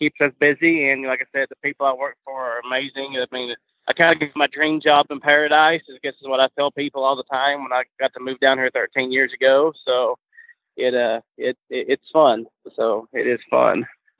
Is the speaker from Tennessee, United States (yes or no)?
yes; Tennessee, United States; moved away as an adult; now in Loxahatchee, United States; I've been down here 13 years. I am originally from Tennessee.